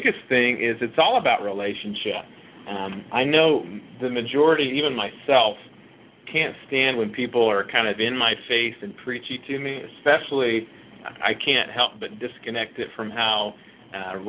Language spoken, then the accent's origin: English; St. Louis, Missouri, United States; I grew up in St. Louis